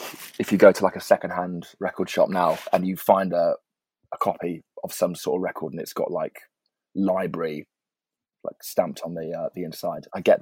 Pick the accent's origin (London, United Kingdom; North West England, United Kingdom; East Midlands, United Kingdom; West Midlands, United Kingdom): West Midlands, United Kingdom; Birmingham; To be honest, it's a bit of a weird place for music. And I sort of, that was my own experience of it. And I sort of wanted to get away from it when I was